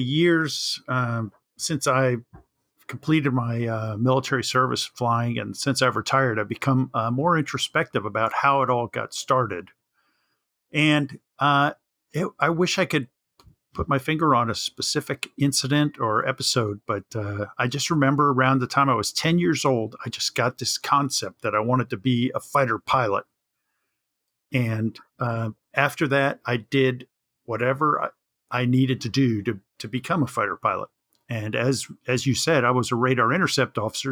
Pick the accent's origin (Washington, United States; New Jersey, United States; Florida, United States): Florida, United States; Jacksonville; I grew up in Jacksonville, Florida